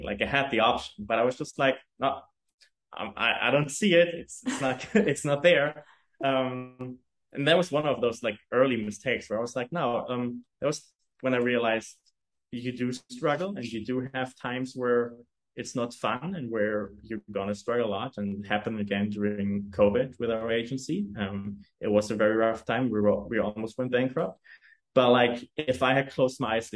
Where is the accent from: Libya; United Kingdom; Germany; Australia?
Germany; English is a second language; also born or lived in New York; now in Hamburg, Germany; I come from a very rural town in Germany